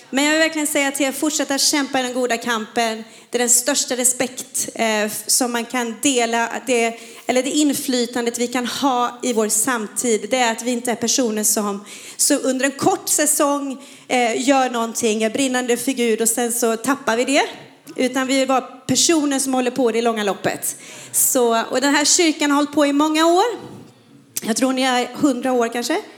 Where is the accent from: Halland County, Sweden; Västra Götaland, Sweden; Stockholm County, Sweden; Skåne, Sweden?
Västra Götaland, Sweden; Falköping; moved away; Jag är från Falköping, Falköping, men det är 25 år sedan jag flyttade från Slätta. Så att eh, jag försöker ibland bara komma in i den här västgötskan.